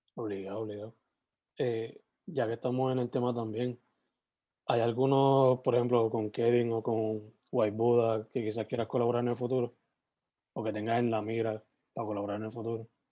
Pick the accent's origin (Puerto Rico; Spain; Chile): Puerto Rico; southwest Puerto Rico; yo soy del suroeste